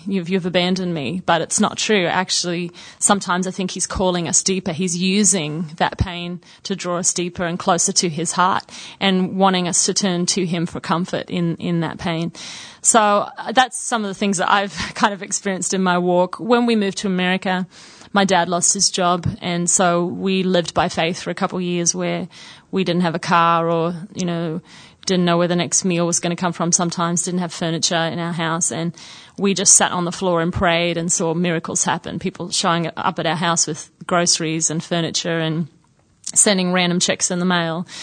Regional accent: Sydney, New South Wales, Australia; also born or lived in Brisbane, Australia; now in United States; I actually grew up in Sydney and then lived in Brisbane for about a year and a half um, before we moved to the States in 91

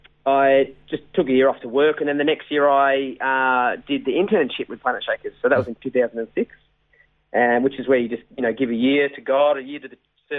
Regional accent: Melbourne, Victoria, Australia; I was born and raised down here in Melbourne

